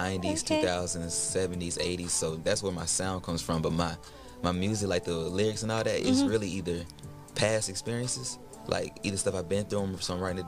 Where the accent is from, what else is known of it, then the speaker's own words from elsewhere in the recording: Atlanta, Georgia, United States; Born and raised.